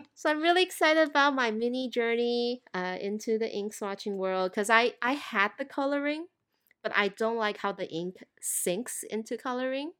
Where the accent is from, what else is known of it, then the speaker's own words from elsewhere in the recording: Thailand; moved away; growing up in Thailand